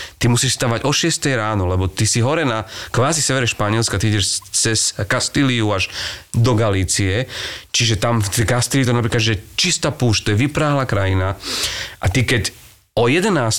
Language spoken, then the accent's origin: Slovak; Čaňa, Košice Region, Slovakia; ja som vyrastal v Čani, čo je dedina na juhu pod Košicami